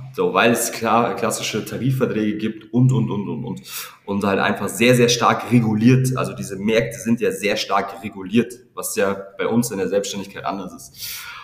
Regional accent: near Regensburg, Bavaria, Germany; now in Regensburg, Germany; ich komme ursprünglich aus Armsberg, so zwanzig Kilometer entfernt von, von Regensburg

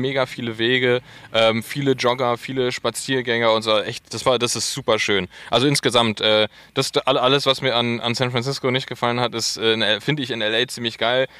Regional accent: Berlin, Germany; als Berliner

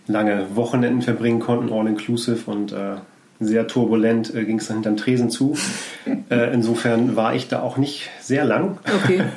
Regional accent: Scheeßel, Lower Saxony, Germany; also born or lived in Hamburg; ich bin in Hamburg geboren, aufgewachsen, aber nicht direkt in Hamburg, sondern zwischen Hamburg und Bremen auf dem Land

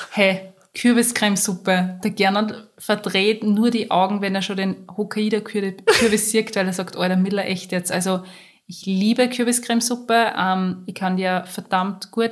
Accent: Austria; bei uns in Österreich

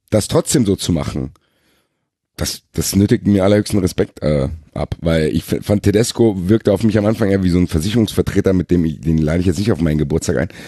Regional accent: Frankfurt, Hesse, Germany; Für mich als Frankfurter schmerzhaft.

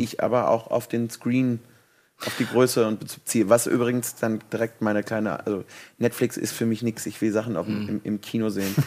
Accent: Cologne, North Rhine-Westphalia, Germany; ich komme aus Kölle

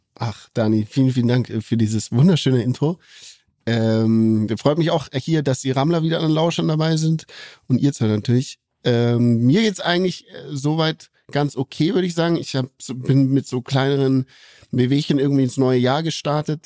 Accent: Bavaria, Germany; hier bei uns in Bayern

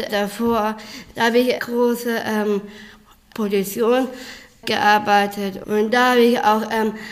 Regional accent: Bremen, Germany; ähm, ich bin geboren und aufgewachsen ähm, in Bremen und ich bin äh, 30. Ich bin Tänzerin und auch äh, Schauspielerin.

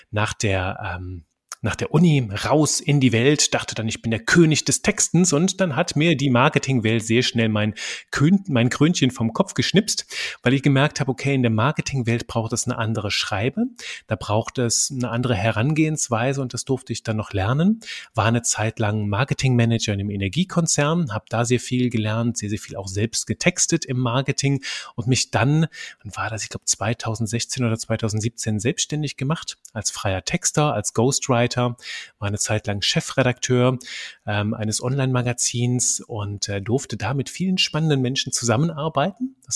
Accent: Belgium; accent: French; Ich bin aufgewachsen in einem kleinen belgischen Dorf. Manchmal hört man das noch so. Ich habe so einen französischen Akzent ab und zu mit drin. In Belgien spricht man Französisch, Deutsch und Niederländisch mehrsprachig. Das heißt, ich bin auch mehrsprachig aufgewachsen.

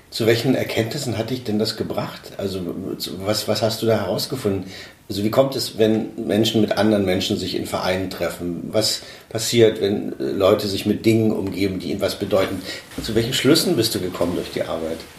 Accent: Weißwasser, Saxony, Germany; ich komme aus, aus Weißwasser

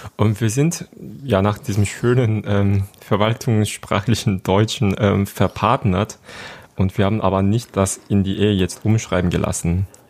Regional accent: Seoul, South Korea; German is a second language; moved away as an adult; now in Germany; ich bin in Seoul in Südkorea geboren und aufgewachsen

